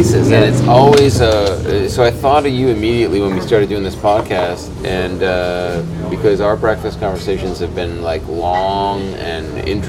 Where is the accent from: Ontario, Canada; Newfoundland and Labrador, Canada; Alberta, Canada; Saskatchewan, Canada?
Ontario, Canada; Brampton; born or raised there